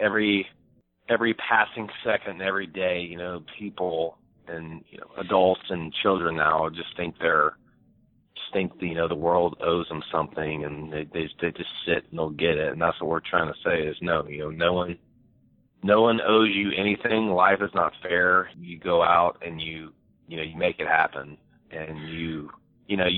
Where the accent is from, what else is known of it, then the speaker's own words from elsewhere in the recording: Niceville, Florida, United States; also born or lived in New Orleans, Louisiana / Fort Walton Beach, Florida / Orlando, Florida / Texas; now in Gulf Breeze, United States; I was born in New Orleans, lived there for a short time, then moved to Fort Walton for a couple of years, and then really moved over to Niceville, and that's where I grew up